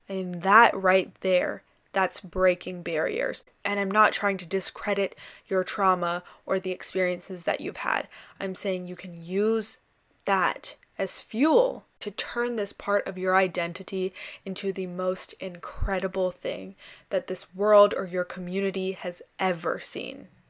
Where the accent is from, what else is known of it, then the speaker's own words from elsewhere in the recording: South India, India; I am a darker skinned Indian woman. I'm South Indian